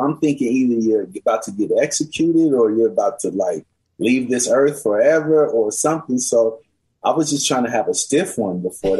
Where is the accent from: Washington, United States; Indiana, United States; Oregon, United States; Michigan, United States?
Washington, United States; Seattle; who I grew up with here in Seattle.